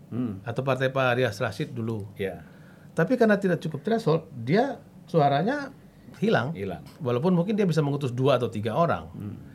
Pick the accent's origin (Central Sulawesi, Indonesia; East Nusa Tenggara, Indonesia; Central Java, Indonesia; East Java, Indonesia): Central Sulawesi, Indonesia; Bayangkan dibagi ke daerah saya juga begitu.